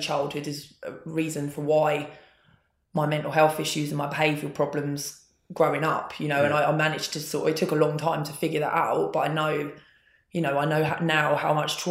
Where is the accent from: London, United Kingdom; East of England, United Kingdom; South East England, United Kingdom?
South East England, United Kingdom; Bexhill; also born or lived in Hastings; So I was born in Hastings and I grew up in Bexhill.